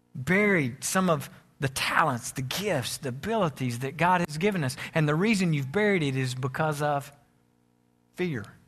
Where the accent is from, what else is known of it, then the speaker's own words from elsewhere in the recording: United States; I'm American